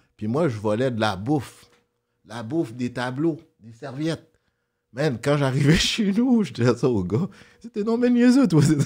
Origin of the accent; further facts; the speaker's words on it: Montreal, Quebec, Canada; also born or lived in Brooklyn, New York, United States; j'ai grandi dans Saint-Michel